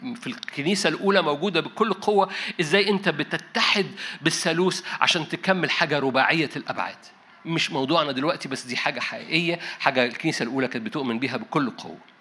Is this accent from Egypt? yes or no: yes; Egypt; انا مصري